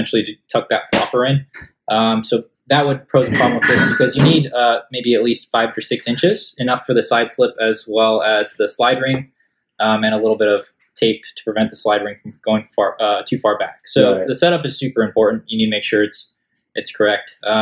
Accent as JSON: {"language": "English", "region": "Southern California", "country": "United States", "said": "we're from Southern California"}